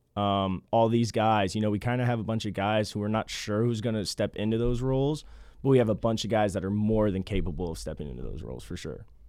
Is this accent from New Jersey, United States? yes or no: no; Kansas City, Kansas, United States; I'm from Kansas City